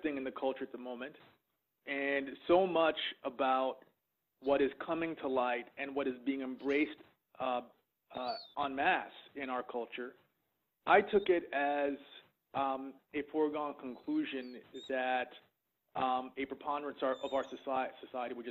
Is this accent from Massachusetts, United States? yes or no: yes; Boston, Massachusetts, United States; as a young black man growing up in Boston